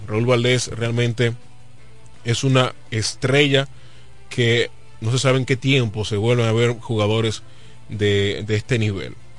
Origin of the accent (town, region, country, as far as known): Dominican Republic